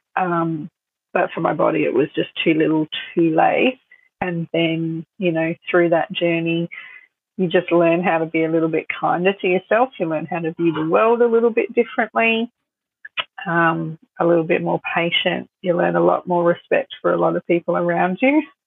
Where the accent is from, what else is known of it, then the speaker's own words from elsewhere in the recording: Sunshine Coast, Queensland, Australia; also born or lived in Melbourne; I was born in Melbourne and my parents moved to the Sunshine Coast when I was two